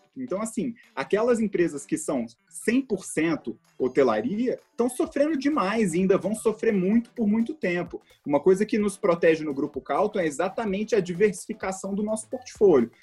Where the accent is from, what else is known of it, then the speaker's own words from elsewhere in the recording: Brasília, Federal District, Brazil; also born or lived in Philadelphia, United States / New York, United States; Eu sou daqui de Brasília, tá? um brasiliense orgulhoso. É, eu cresci aqui